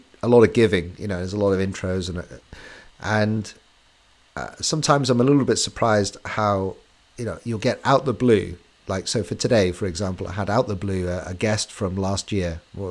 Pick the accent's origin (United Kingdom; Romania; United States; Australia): United Kingdom; England; we're English